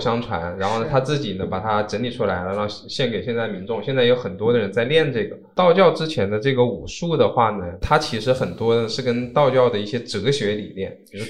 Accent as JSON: {"language": "Chinese", "country": "China", "tie": "born or raised there", "said": "我这个在中国出生的中华民族的这个身体"}